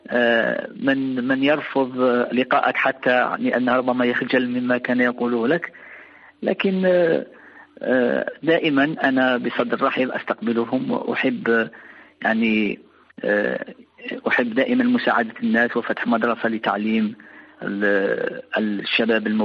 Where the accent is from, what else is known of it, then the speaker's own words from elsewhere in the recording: Ain Tedeles, Mostaganem Province, Algeria; الكثير راح من ابناء يعني من ابناء مدينتي وفي الوسط العائلي في هنا في مدينه عين تدلس